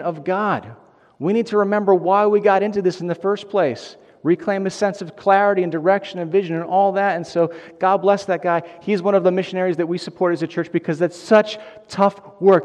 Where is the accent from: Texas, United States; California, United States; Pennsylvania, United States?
Pennsylvania, United States; Delco; I'm from Delco, and I'm working here at Bethlehem